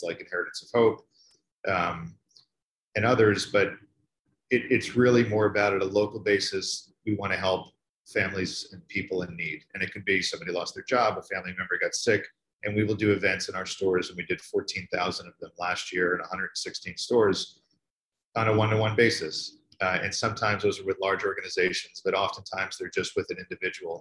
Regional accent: New York, United States; I'm from New York

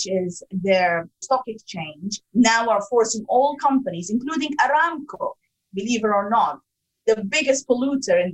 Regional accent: Sudan; also born or lived in Africa; now in United Kingdom; I'm originally from Sudan

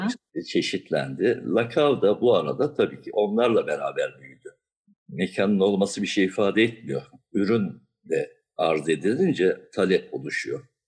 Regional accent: Diyarbakır, Diyarbakır Province, Turkey; moved away as an adult; also born or lived in Siverek / Ankara; now in Istanbul, Turkey; Daha sonra Diyarbakır'a yerleştik. Gençliğim Diyarbakır'da geçti.

